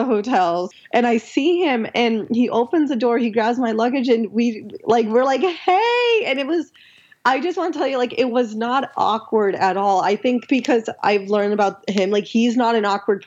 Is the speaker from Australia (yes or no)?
no; Pakistan; I'm like humble from Pakistan